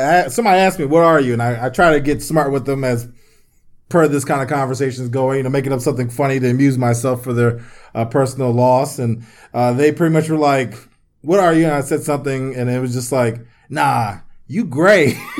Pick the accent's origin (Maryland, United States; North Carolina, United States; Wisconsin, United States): Maryland, United States; D.C. /; also born or lived in Washington, D.C.; my instinctively answer is D.C. Maryland.